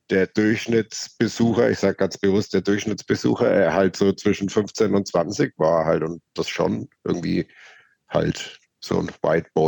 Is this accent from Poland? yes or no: no; Bavaria, Germany; ich bin halt nicht direkt in Nürnberg aufgewachsen, sondern eher so auf dem Kaff